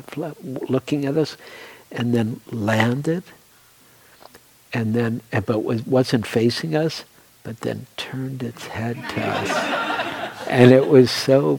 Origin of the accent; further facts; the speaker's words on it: Detroit, Michigan, United States; moved away as an adult; also born or lived in New York / Oregon; I grew up in Detroit, which I really loved, and in the city, not in the suburbs